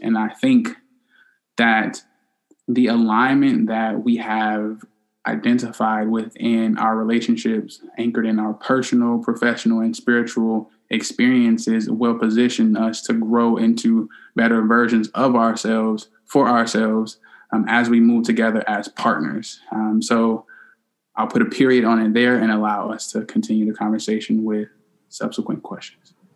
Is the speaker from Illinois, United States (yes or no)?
yes; Chicago, Illinois, United States; We both are from Chicago, and the only difference from uh, where we grew up in Chicago is that I'm a South Sider